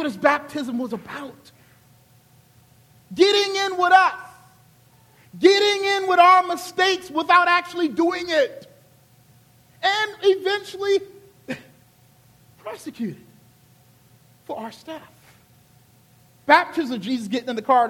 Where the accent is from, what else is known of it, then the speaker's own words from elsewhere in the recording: Charleston, South Carolina, United States; I'm a good Southern boy from Charleston, South Carolina